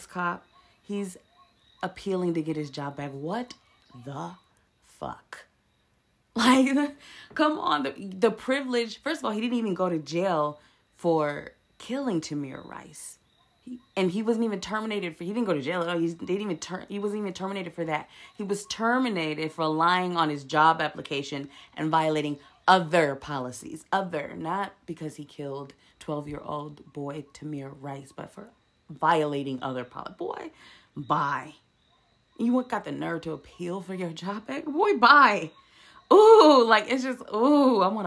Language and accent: English; United States; we're American